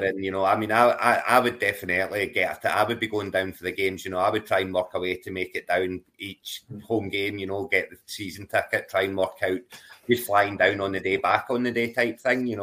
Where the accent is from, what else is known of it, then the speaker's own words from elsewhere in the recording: Glasgow, Scotland, United Kingdom; moved away as an adult; now in Edinburgh, United Kingdom; I'm an Edinburgh from Glasgow originally.